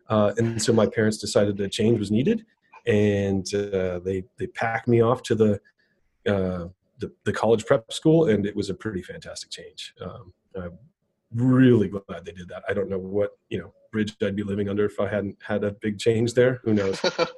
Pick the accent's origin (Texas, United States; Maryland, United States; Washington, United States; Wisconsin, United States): Wisconsin, United States; Racine; I grew up in southeast Wisconsin, so between Milwaukee and Chicago. It's a town called Racine, and it's about 80, 90, 100,000, somewhere in there.